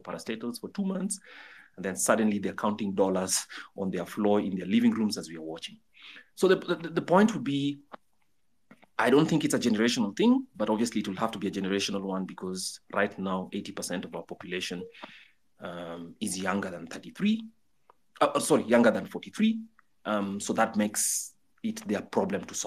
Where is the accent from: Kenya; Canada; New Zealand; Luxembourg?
Kenya; I'm a Kenyan and I pay my taxes